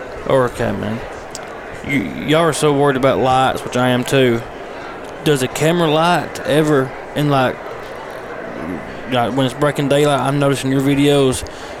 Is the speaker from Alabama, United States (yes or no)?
yes; Alabama, United States; I'm from Alabama.